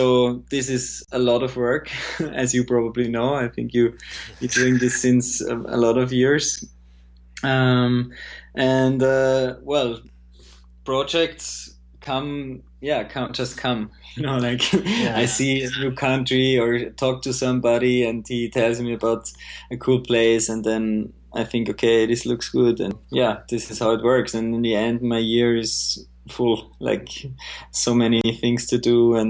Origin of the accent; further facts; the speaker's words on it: Graz, Styria, Austria; my hometown Graz